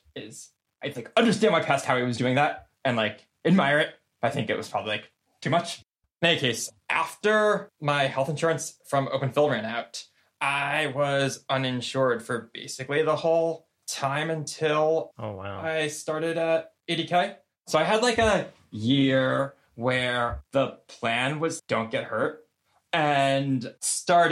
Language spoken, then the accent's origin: English; United States; I'm like really privileged and lucky as like an American